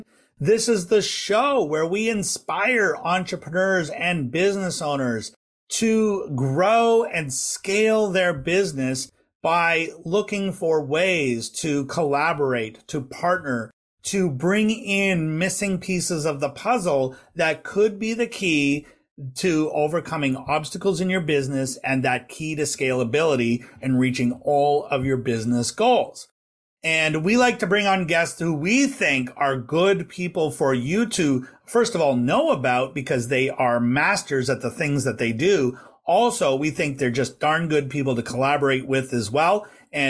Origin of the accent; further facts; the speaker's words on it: West Coast of Canada, Canada; being a West Coaster, I don't have quite the same pronunciation as maybe people from Ontario or Quebec have